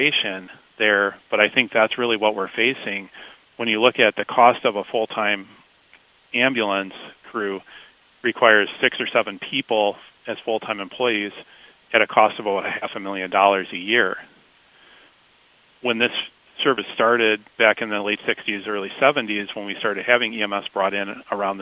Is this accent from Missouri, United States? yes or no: no; Washington Island, Wisconsin, United States; also born or lived in Waukesha, Wisconsin; I grew up on Washington Island, which is in northern Door County.